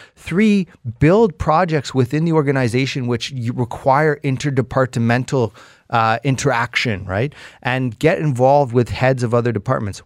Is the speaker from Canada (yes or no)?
yes; Canada; as a Canadian